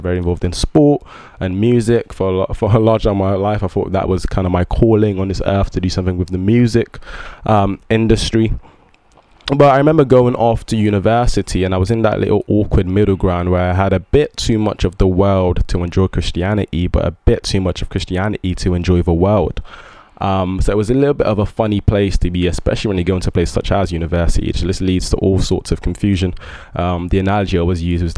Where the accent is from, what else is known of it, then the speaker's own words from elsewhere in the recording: England, United Kingdom; also born or lived in Ibadan, Oyo State, Nigeria; I moved to the UK when I was 6